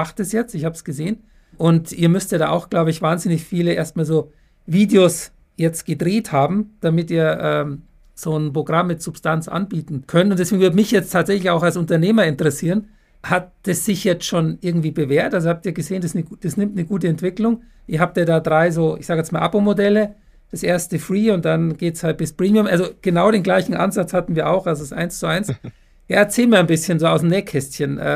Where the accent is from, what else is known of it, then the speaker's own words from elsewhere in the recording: Munich, Bavaria, Germany; Grüße in meine Heimatstadt. Ich bin ja ein echter